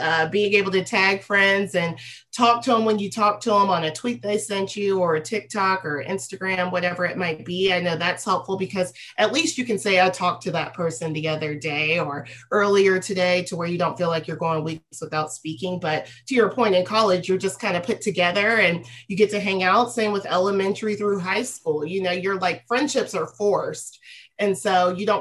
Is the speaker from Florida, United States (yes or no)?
no; Franklin, Tennessee, United States; I am from Franklin, Tennessee, a suburb of Nashville, Tennessee.